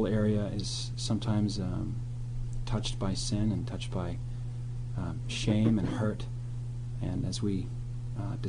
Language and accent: English; Nova Scotia, Canada; moved away; also born or lived in Ottawa / Steubenville, Ohio; I'm a native of Nova Scotia, which is a state near Maine.